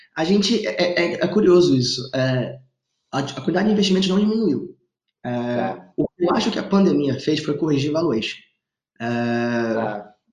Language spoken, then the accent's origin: Portuguese; Manaus, Amazonas, Brazil; moved away; also born or lived in Stanford, California; eu sou amazonense, estava em Manaus